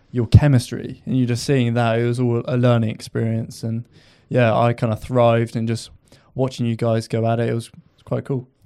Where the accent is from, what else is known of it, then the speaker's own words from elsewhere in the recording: Lymington, South East England, United Kingdom; I'm from Lymington, so not too far, but I commute from Lymington to Southampton